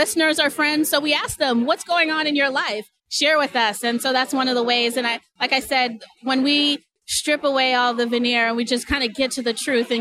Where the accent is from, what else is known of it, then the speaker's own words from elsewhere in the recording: Boston, Massachusetts, United States; moved away as an adult; also born or lived in New York; now in Seattle, United States; Originally, I'm from Massachusetts, but I spent from Boston, Roxbury, Massachusetts